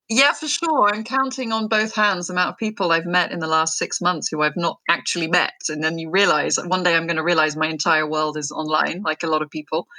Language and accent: English; United Kingdom; also born or lived in France; I'm very British